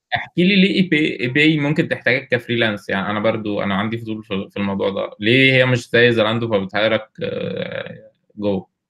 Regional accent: Egypt; also born or lived in Kuwait; احنا كلنا مصريين

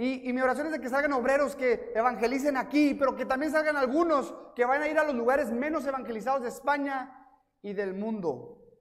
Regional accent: Ciudad Juárez, Chihuahua, Mexico; also born or lived in El Paso, Texas, United States; Literalmente nací en El Paso, Texas, pero crecí en Juárez, México pero estudié la primaria en El Paso y luego vivía en Juárez y luego cuando me mudé al Paso a vivir, iba a la iglesia a México

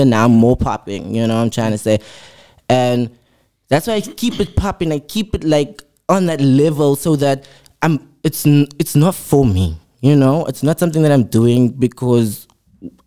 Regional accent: Cape Town, Western Cape, South Africa; I am from Mitchell's Plain

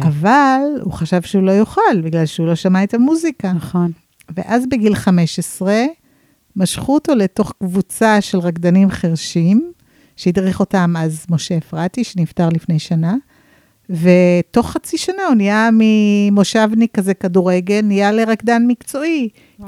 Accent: San Francisco, California, United States; now in Israel; אני אמריקאית במקור. אה, גדלתי בסן פרנסיסקו ועליתי לארץ כמה פעמים, הלוך חזור, הלוך חזור.

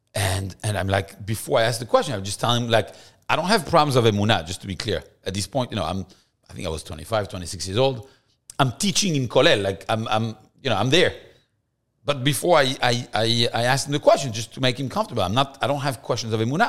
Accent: Paris, Île-de-France, France; moved away as an adult; also born or lived in Versailles, France; now in Miami, United States; I was born in France, in Versailles, actually. Um, beautiful place, a small Jewish community, but Versailles has, uh, a lot of history for the Jews. Um, but I grew up in Paris

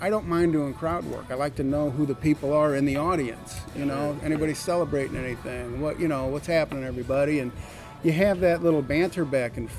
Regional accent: St. Louis, Missouri, United States; moved away as an adult; now in Michigan, United States; I'm born and raised in St. Louis, but I'm stationed over in Michigan now

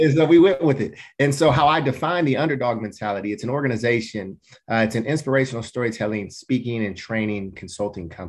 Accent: Portland, United States; I grew up in Black culture in inner city Portland

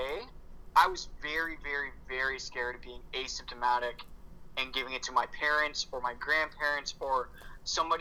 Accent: Canada; I'm Canadian

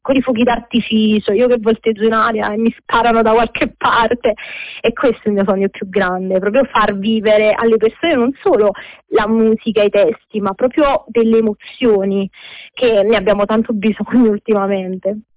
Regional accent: Naples, Campania, Italy; sono di Napoli

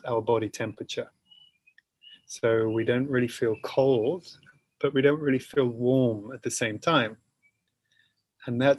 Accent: England, United Kingdom; I'm naturally from England

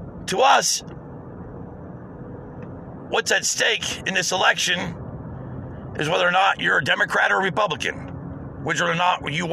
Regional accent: United States; as an American

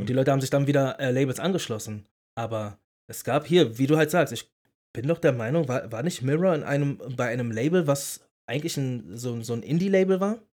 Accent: Berlin, Germany; ich bin ein Berliner, ich bin in einer Berliner Großstadt und nicht gerade in den, in, in den sanften Vierteln aufgewachsen

